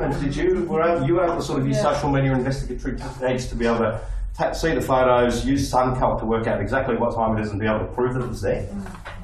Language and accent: English; Melbourne, Victoria, Australia; I grew up in Flemington